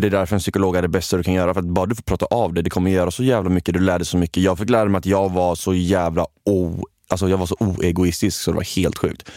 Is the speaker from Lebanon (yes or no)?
no; Kalmar, Kalmar County, Sweden; jag kommer från Kalmar